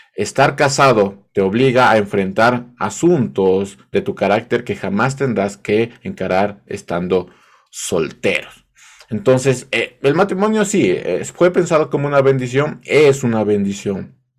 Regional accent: Ecuador; parece que solo en, Ecuador se, se, dice esto del casado casa quiere

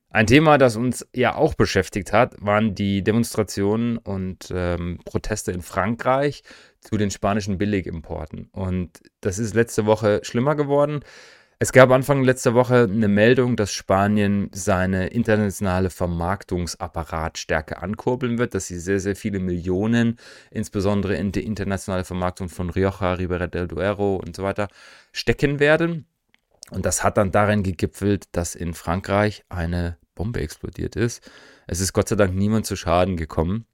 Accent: East Germany, Germany; für mich jetzt als Ostdeutscher

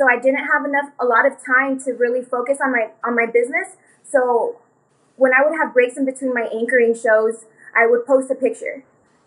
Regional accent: El Paso, Texas, United States; also born or lived in Los Angeles, California; I was born in California, but I was raised here in Texas, and I've been living here since

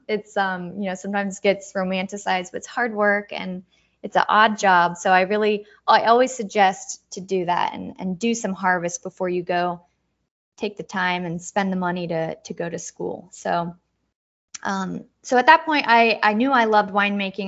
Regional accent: Dayton, Ohio, United States; moved away; I grew up in Dayton, Ohio, born and raised

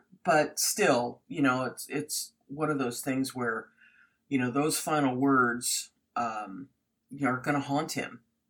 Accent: United States; accent: American; which sounds really stupid in my American

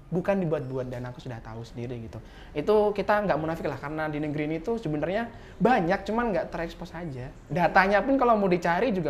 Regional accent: South Sumatra, Indonesia; aku dari Sumatera Selatan dan di tempatku tinggal itu tuh juga nggak sedikit loh

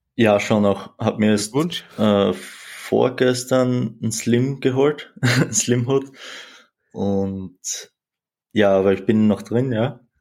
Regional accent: Austria; 20 Jahre alt, wie schon gesagt, komme ich aus Österreich.

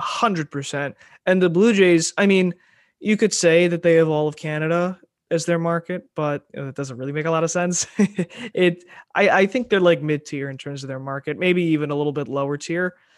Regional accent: New York, United States; I'm from New York

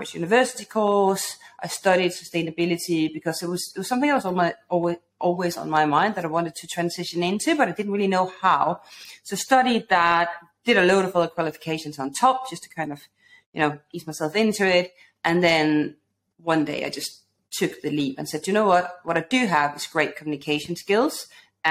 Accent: Denmark; moved away as an adult; now in London, United Kingdom; when I moved to London, I'm originally from Denmark

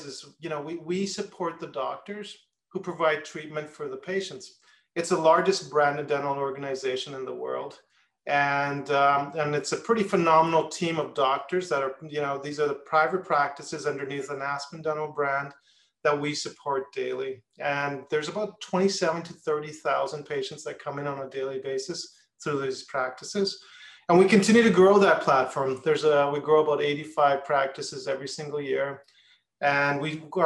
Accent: Edmonton, Alberta, Canada; moved away as an adult; also born or lived in New York, United States / Syracuse, New York, United States; I grew up in Canada in Edmonton, Alberta

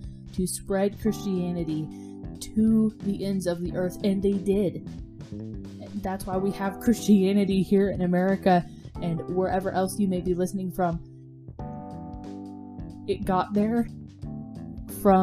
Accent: the South, United States; I'm from the South

